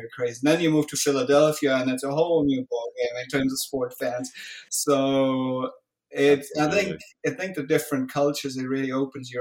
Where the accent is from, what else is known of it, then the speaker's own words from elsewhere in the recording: Germany; moved away as an adult; I grew up in Germany. I spent most of my life, my youth there.